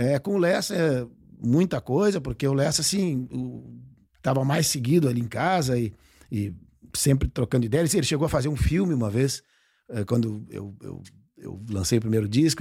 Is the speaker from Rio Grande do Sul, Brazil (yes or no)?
yes; Porto Alegre, Rio Grande do Sul, Brazil; moved away as an adult; now in Barra do Ribeiro, Brazil; Eu nasci em Porto Alegre mesmo